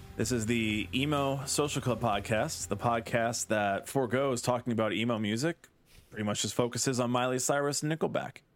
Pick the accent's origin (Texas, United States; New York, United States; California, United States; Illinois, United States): Illinois, United States; Chicago; growing up in the Chicago scene